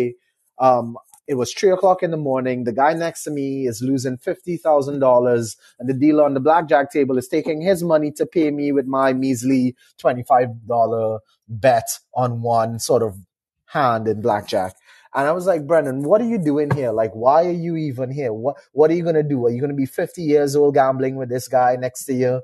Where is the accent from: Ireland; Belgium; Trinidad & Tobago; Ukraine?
Trinidad & Tobago; moved away as an adult; now in Canada; I'm from a small Caribbean island called Trinidad and Tobago